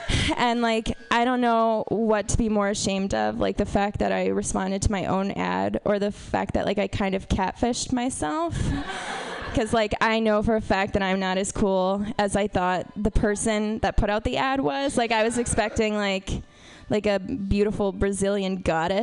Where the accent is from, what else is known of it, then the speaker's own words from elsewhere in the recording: Texas, United States; I'm from Texas.